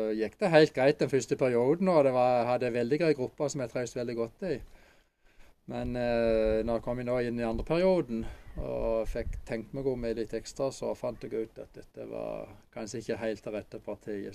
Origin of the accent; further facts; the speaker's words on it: Åseral, Agder, Norway; now in Holum, Norway; Født og oppvokst i Åseral